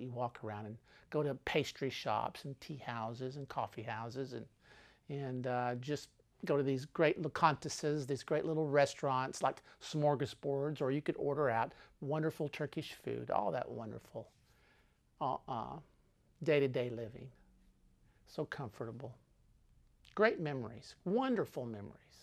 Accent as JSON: {"language": "English", "region": "Texas", "country": "United States", "said": "I am an American. I'm from Texas"}